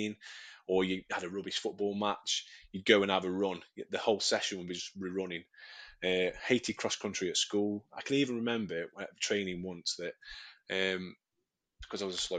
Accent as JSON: {"language": "English", "town": "Stoke-on-Trent", "region": "West Midlands", "country": "United Kingdom", "said": "I'm from Stoke-on-Trent, sunny Stoke-on-Trent"}